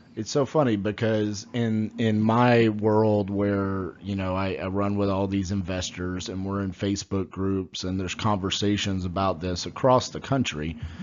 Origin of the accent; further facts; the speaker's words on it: Fort Worth, Texas, United States; I'm from Fort Worth, Texas